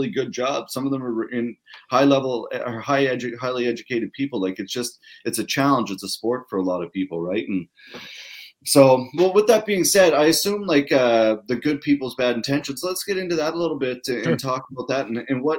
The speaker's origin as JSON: {"language": "English", "town": "Pictou", "region": "Nova Scotia", "country": "Canada", "said": "I come from Pictou, so very similar small town fishing community."}